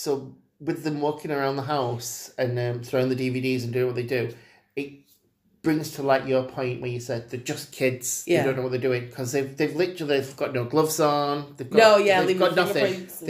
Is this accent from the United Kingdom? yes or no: yes; Sheffield, Yorkshire and the Humber, United Kingdom; we're from Parson Cross.